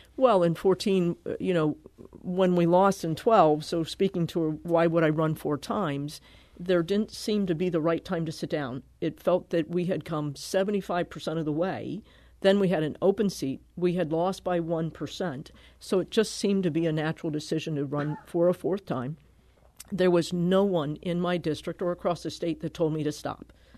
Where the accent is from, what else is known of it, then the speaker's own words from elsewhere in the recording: Connecticut, United States; also born or lived in Milwaukee; now in Kirkwood, United States; I grew up in Connecticut.